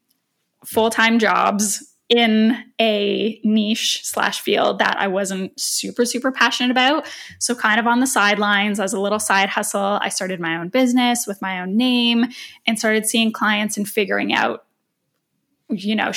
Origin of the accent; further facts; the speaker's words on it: Canada; moved away as an adult; now in Toronto, Canada; I moved back to Toronto, which is 4 hours away from my hometown where I was working